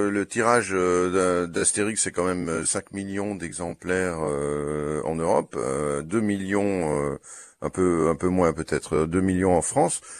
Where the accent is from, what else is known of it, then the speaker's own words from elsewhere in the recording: Brussels, Brussels-Capital Region, Belgium; je suis belge et donc il se fait que la voisine de l'appartement d'en haut de chez nous, euh, à Bruxelles